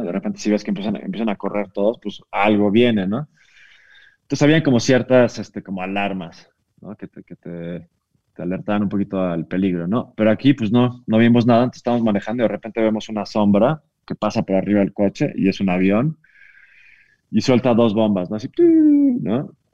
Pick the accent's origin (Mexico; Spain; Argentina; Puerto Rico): Mexico; De México